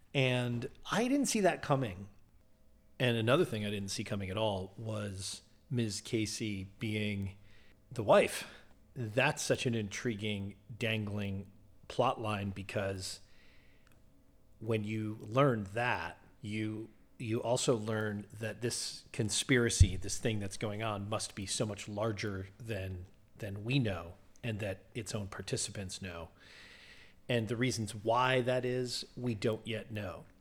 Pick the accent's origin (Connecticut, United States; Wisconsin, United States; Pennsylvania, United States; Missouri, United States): Connecticut, United States; New Haven; growing up in New Haven.